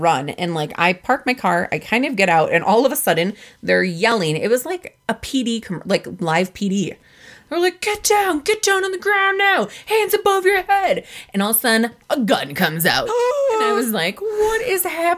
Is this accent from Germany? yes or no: no; Midwest, United States; moved away; what we call it in the Midwest